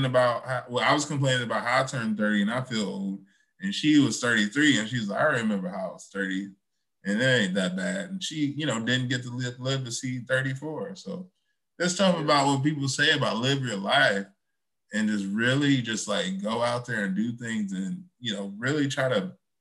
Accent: Chicago, Illinois, United States; now in Oak Park, United States; I'm from Chicago too

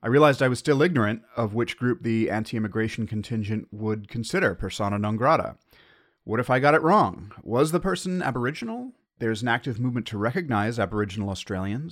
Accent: United States; as an American

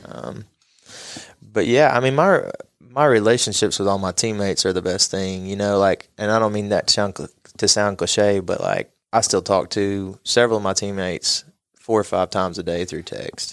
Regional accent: Knoxville, Tennessee, United States; moved away as an adult; now in Johnson City, United States; I was born in Knoxville and came from a place that was just a little bit bigger

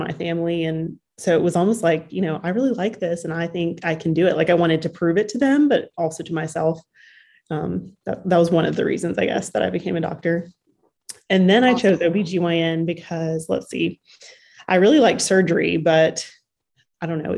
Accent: Huntsville, Alabama, United States; also born or lived in Houston, Texas; now in Birmingham, United States; I am from Alabama. I grew up in Huntsville

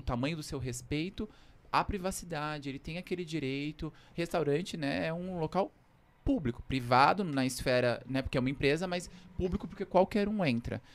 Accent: São Paulo, Brazil; Eu nasci na Vila Maria, aqui na Zona Norte, mas desde pequeno cresci no Capão Redondo

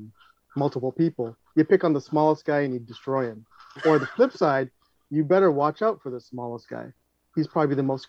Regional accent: Canada; I'm first born generation Canadian.

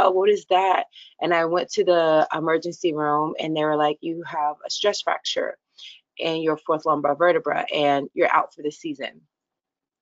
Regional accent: Tennessee, United States; I'm a Southern girl. So I'm from Tennessee and, was raised Southern Baptist

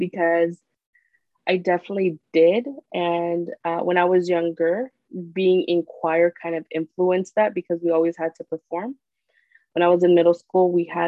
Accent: Corona, California, United States; also born or lived in Santa Ana, California / Anaheim, California; we moved to Corona from, I want to say, when I was like 8, 9 years old, and I stayed in Corona till now.

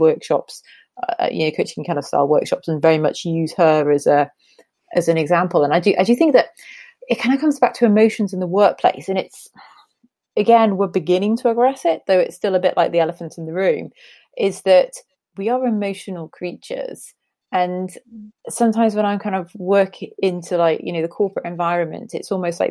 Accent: Newcastle upon Tyne, North East England, United Kingdom; moved away; I'm a Geordie born and bred

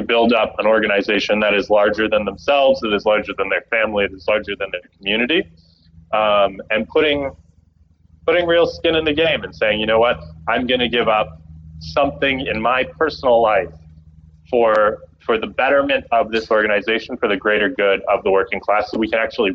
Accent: Canada; moved away; my home country, Canada

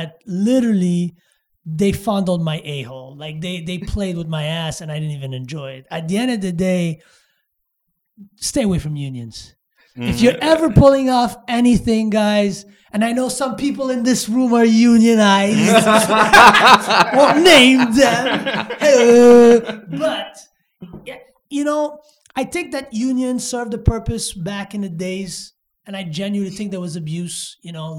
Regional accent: Montreal, Quebec, Canada; Montreal, and maybe it's because it's my hometown

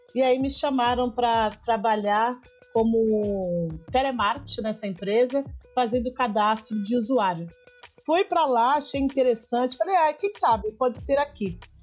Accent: São Paulo, Brazil; Sou do extremo da Zona Leste de São Paulo, sou de Guaianazes, né? nasci em Guaianazes

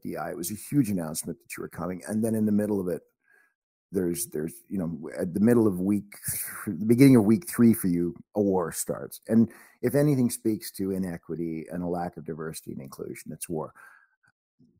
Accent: Canada; also born or lived in Warrington, England; I'm a Canadian. I'm all my life. I came to Canada when I was 5.

